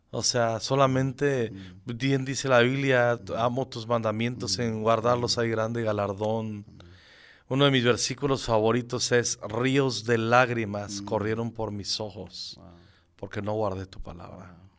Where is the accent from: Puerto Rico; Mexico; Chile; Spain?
Mexico; Zacapu, Michoacán; moved away as an adult; also born or lived in Morelia, Michoacán; now in Mexico City, Mexico; yo soy originario de Michoacán. De un pueblo, no, no es pueblo, ahora es ciudad, que se llama Zacapu, Michoacán, que está entre Zamora y la capital Morelia. Yo nací ahí, hasta los 11 años viví ahí y luego todo lo que es mi secundaria y la prepa, ya me fui a Morelia